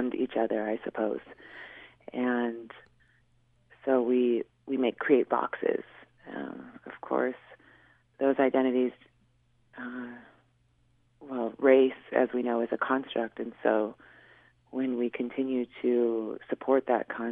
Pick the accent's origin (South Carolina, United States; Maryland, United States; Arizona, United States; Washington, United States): Washington, United States; Swinomish Reservation; also born or lived in Seattle; I grew up in the Sunamish tribe with my mom and my dad